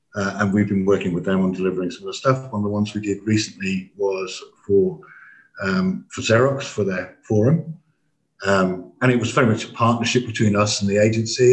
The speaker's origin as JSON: {"language": "English", "region": "England", "country": "United Kingdom", "said": "we didn't speak anything but English, being English"}